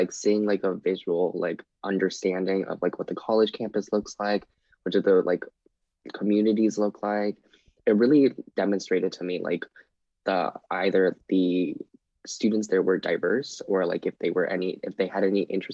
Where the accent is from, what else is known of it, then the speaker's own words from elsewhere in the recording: California, United States; moved away as an adult; now in West Lafayette, United States; I'm from California, but I'm a freshman in college this year